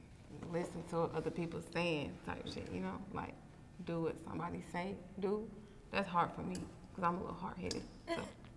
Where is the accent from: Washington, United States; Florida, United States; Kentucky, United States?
Florida, United States; St. Petersburg; I'm from St. Pete, Florida.